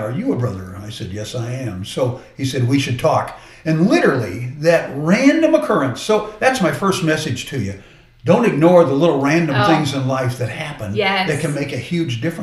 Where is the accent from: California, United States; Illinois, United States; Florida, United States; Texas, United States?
Texas, United States; Dallas; also born or lived in Phoenix, Arizona / Missouri; now in Dallas, United States; I was born in Dallas, so I'm coming home